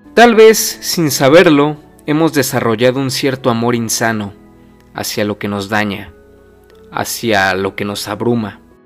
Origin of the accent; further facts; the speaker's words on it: Mexico; aquí en mi país